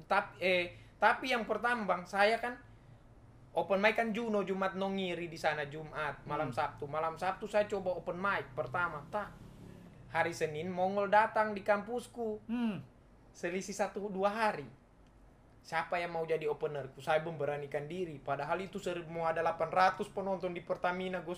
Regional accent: Palu, Central Sulawesi, Indonesia; accent: Palu; dari komunitas saya bisa kenal-kenal orang Palu jadi bisa agak bergaul begitu bicara-bicaraan Palu kan logatku

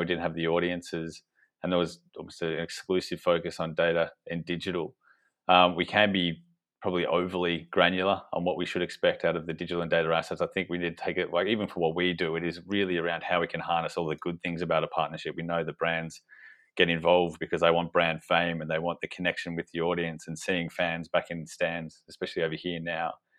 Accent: Australia; accent: Australian; moved away as an adult; now in United Kingdom; you probably tell from my accent that we we started off in Australia

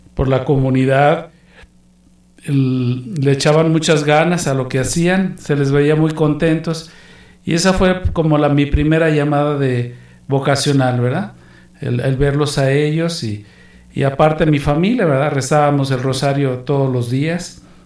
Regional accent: Guadalajara, Jalisco, Mexico; moved away as an adult; also born or lived in Amazon / Mexico City; yo nací en Guadalajara, Jalisco, de madre guanajuatense, mi papá era jalisciense

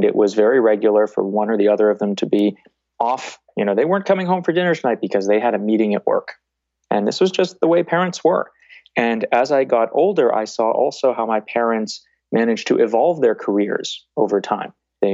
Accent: Boston, Massachusetts, United States; People, when they hear me, are very surprised that I grew up in the Boston area and I don't have a strong accent from that.

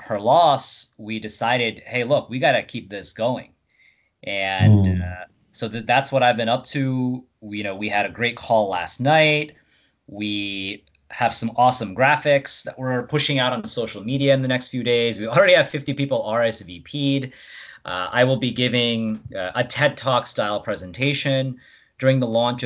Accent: Rockland County, New York, United States; being born and raised in Rockland upstate

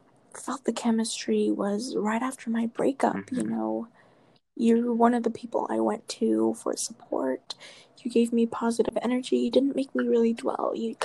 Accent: Las Cruces, New Mexico, United States; we're both from Las Cruces, New Mexico. I'm born and raised.

